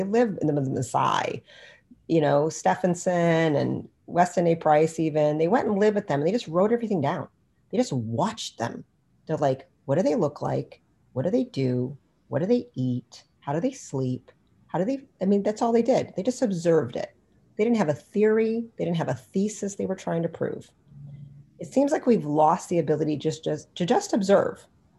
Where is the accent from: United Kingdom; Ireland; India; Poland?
India; Ayurvedic medicine, I'm Indian, so that's like my game, right?